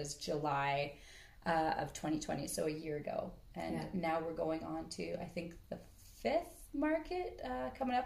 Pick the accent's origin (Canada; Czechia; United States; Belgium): Canada; White Rock, British Columbia; moved away as an adult; now in Kootenays, Canada; I was born and raised in White Rock, Lower Mainland